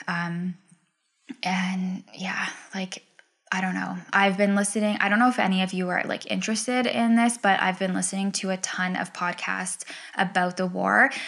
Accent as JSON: {"language": "English", "region": "Ontario", "country": "Canada", "also_born_or_lived": "British Columbia", "moved": "as an adult", "said": "move back home"}